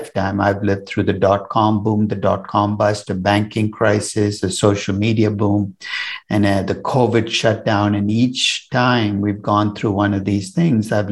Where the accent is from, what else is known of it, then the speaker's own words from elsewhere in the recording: Chennai, Tamil Nadu, India; now in New York, United States; I was born in Chennai, which is in the south of India now. And I grew up in an India very different from the India you might visit today.